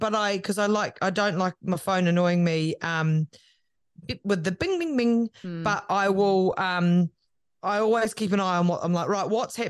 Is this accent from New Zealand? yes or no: yes; Christchurch, Canterbury, New Zealand; also born or lived in Waikuku Beach; we grew up in South Brighton and Christchurch and then out at Waikuku Beach in North Canterbury.